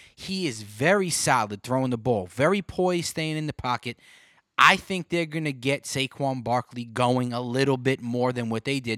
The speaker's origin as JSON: {"language": "English", "region": "New York", "country": "United States", "said": "I'm from New York"}